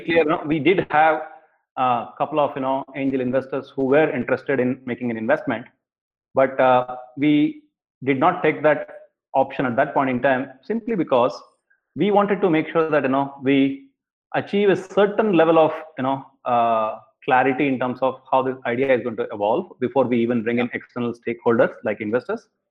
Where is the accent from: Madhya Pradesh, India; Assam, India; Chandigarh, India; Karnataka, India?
Karnataka, India; Bangalore; I grew up in Bangalore in India